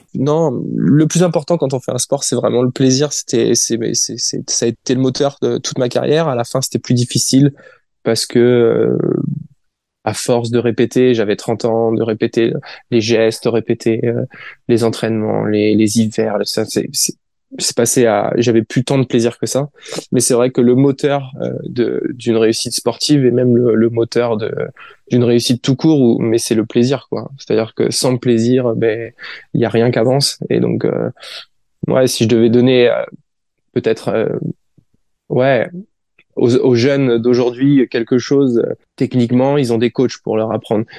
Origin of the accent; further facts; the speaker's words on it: France; je suis français